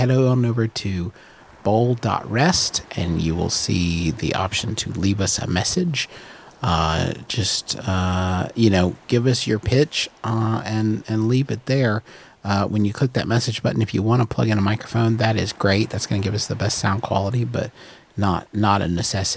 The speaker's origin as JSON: {"language": "English", "town": "Huntington", "region": "West Virginia", "country": "United States", "tie": "born or raised there", "said": "here in Huntington, West Virginia, my hometown"}